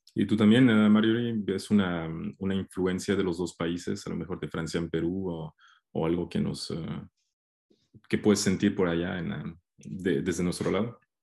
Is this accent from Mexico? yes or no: yes; Mexico; yo soy mexicano